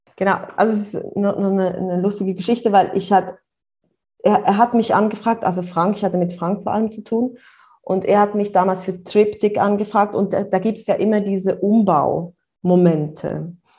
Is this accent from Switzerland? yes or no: yes; near Bern, Switzerland; now in Brussels, Belgium; ich komme ursprünglich aus der Nähe von Bern, aus dem Land, auf dem Land aufgewachsen und bin jetzt aber schon eine Weile in äh, Brüssel